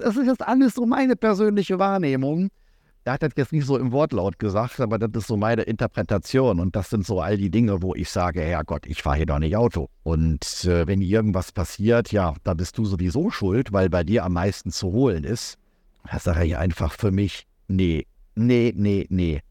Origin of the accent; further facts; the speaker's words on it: Ruhr area, North Rhine-Westphalia, Germany; also born or lived in Frankfurt / Karlsruhe / Leipzig / Dresden; now in Asunción, Paraguay; Ich bin Großstadtmensch, ich komme aus dem Ruhrgebiet